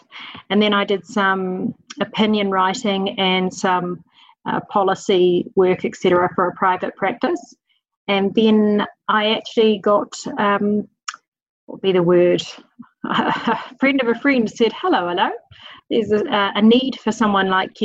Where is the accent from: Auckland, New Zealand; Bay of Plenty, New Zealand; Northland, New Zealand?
Auckland, New Zealand; moved away as an adult; also born or lived in England; now in Marlborough, New Zealand; Auckland born and bred, and it's been all my life living there, but for when we lived in England for a period of time.